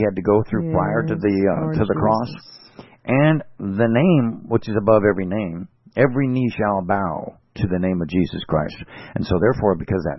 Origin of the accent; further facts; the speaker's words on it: California, United States; I'm from California